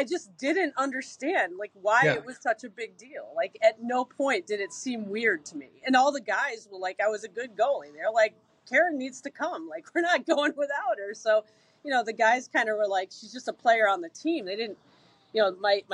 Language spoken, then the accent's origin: English; Williamstown, Massachusetts, United States; I grew up in Williamstown, Mass